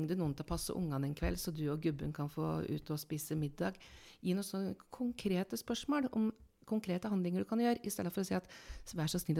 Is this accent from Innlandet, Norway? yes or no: yes; Lillehammer, Innlandet, Norway; born there; Ja, jeg snakker litt annerledes, for jeg er født på Lillehammer